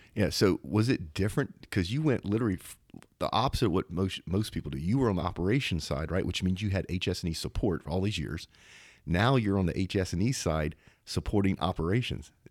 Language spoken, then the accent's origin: English; Zachary, Louisiana, United States; not too far from where I grew up in Zachary, Louisiana